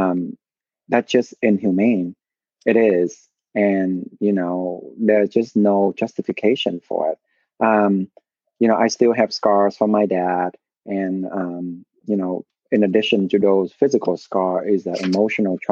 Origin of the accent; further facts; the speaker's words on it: Vietnam; moved away; I was born and raised in Vietnam.